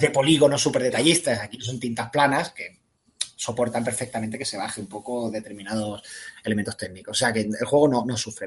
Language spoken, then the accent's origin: Spanish; Málaga, Andalusia, Spain; yo soy de Málaga